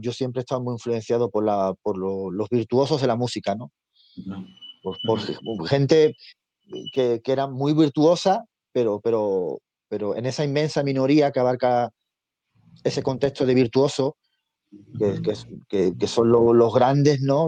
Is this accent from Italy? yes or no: no; a village in the province of Seville, Andalusia, Spain; now in Madrid, Spain; Yo soy nacido en Sevilla, de un pueblecito de Sevilla y, vivo hace muchos años en Madrid